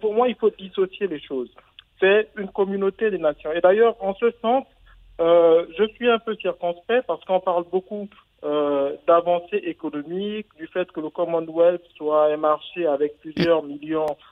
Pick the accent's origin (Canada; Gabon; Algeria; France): Gabon